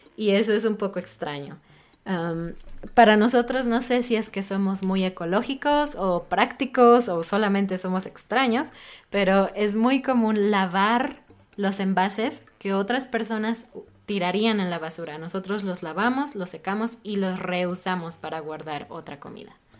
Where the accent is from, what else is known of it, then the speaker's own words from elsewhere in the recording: Mexico; a mí como mexicana